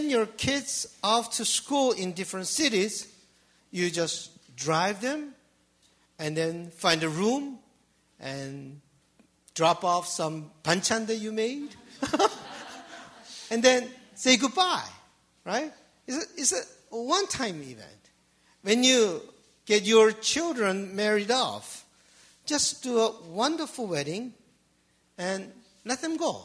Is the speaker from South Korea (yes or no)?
yes; Seoul, South Korea; English is a second language; now in Canada; I grew up in Seoul